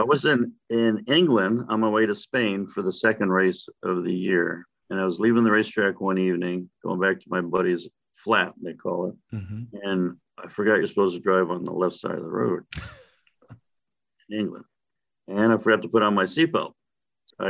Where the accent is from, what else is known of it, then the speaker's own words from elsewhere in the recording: Panama Canal Zone, Panama; moved away as an adult; also born or lived in Florida; I was born and raised in the Panama Canal Zone in Central America